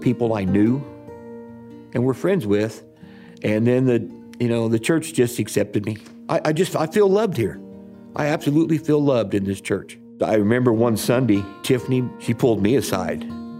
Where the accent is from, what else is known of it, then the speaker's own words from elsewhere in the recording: Champaign, Illinois, United States; I'm from Champaign, Illinois